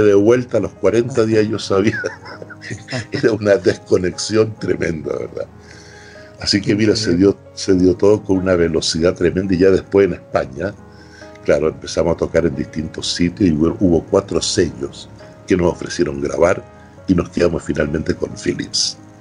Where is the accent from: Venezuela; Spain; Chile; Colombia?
Chile; moved away; terminé 15 años sin volver a Chile